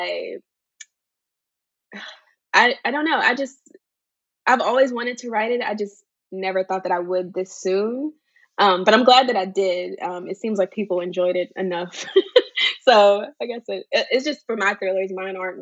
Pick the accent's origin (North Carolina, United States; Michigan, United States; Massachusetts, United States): North Carolina, United States; Charlotte; now in Concord, United States; I'm from Charlotte, North Carolina originally, but I currently reside in Concord, North Carolina.